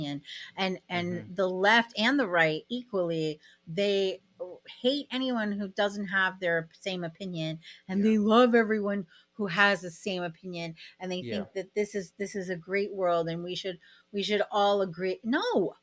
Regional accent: Sarasota, Florida, United States; moved away as an adult; now in Canada; I'm from Florida. So that should tell you, like, I grew up in a red state

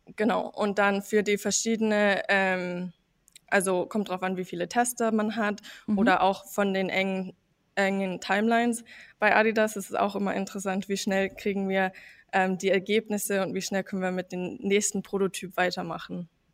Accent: United States; German is a second language; now in Herzogenaurach, Germany; Also ich bin eigentlich ähm, in den USA aufgewachsen

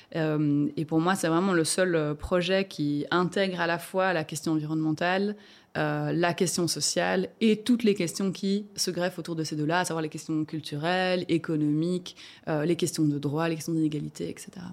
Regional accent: Rochefort, Wallonia, Belgium; moved away as an adult; now in Brussels, Belgium; je viens de Rochefort au départ, du fin fond de la Prince de Namur

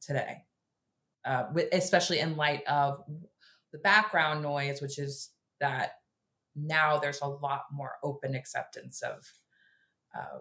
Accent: Dallas, Texas, United States; I also grew up in a town, Dallas is very different from like a Houston.

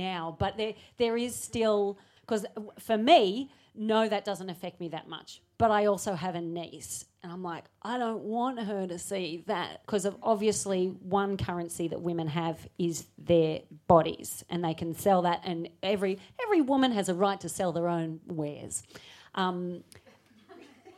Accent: Australia; I'm Australian

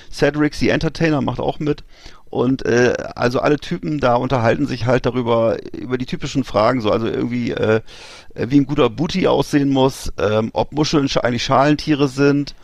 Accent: Germany

